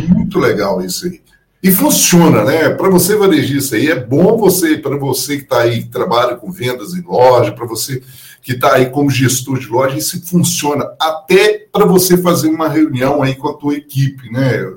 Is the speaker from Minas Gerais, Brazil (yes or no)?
yes; Minas Gerais, Brazil; accent: mineiro; aqui do Em Minas Gerais, nós falávamos assim, "Uai, o negócio, o trem é bom demais."